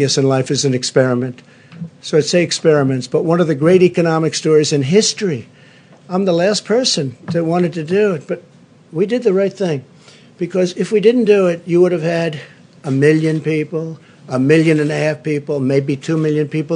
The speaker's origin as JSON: {"language": "English", "town": "New York City", "region": "New York", "country": "United States", "tie": "born or raised there", "said": "growing up in Queens"}